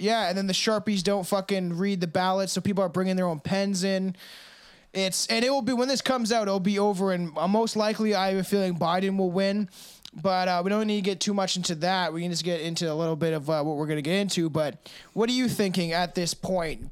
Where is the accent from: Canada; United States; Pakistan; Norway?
Canada; I'm a Canadian